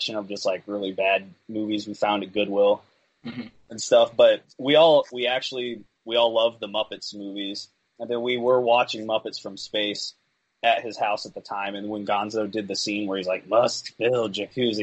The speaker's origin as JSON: {"language": "English", "town": "Peoria", "region": "Illinois", "country": "United States", "moved": "yes"}